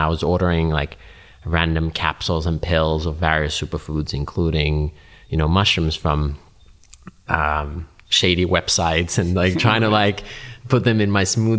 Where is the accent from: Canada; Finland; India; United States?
Finland; English is a second language; the knowledge I learned growing up in Finland was not commonly available.